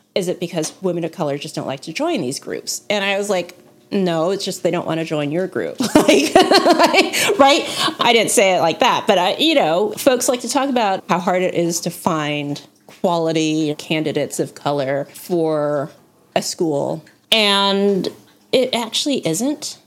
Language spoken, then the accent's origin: English; United States; I say this as an American